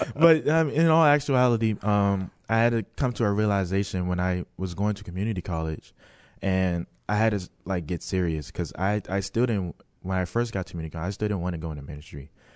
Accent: Maryland, United States; moved away; I'm from Maryland.

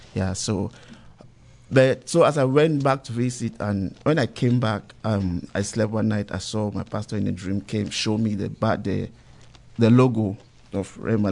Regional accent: Cameroon; moved away as an adult; now in United States; I'm originally from Cameroon, but um, with Nigerian parents. So um, I came here 2011

